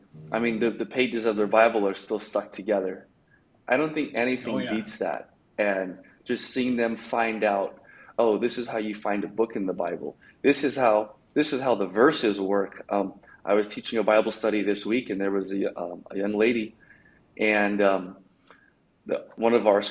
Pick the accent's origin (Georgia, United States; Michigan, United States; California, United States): California, United States; Bay Area; moved away; I'm from the Bay Area. I don't live in the Bay Area anymore